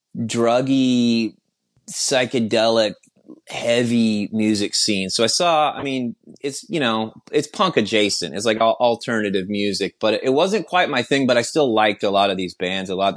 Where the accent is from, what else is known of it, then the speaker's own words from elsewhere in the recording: Austin, Texas, United States; I'm from Austin, Texas